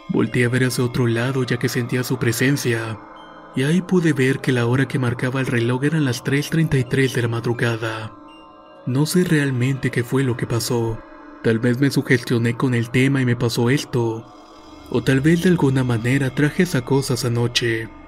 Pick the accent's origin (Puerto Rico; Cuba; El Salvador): El Salvador; Yo soy del Salvador y vivo en el departamento de Santa Ana.